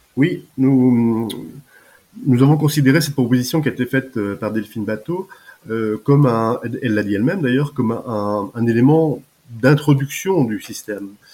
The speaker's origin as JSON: {"language": "French", "area": "Deux-Sèvres", "region": "Nouvelle-Aquitaine", "country": "France", "tie": "born or raised there", "also_born_or_lived": "Paris", "moved": "as an adult", "said": "je suis originaire des Deux-Sèvres où j'habite encore en Deux-Sèvres parce que je suis revenu après ma fin d'activité"}